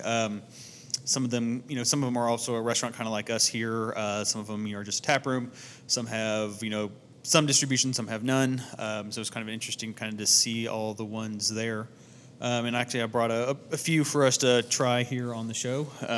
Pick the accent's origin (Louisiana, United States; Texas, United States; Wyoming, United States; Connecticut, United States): Texas, United States; Fort Worth; we're from Fort Worth.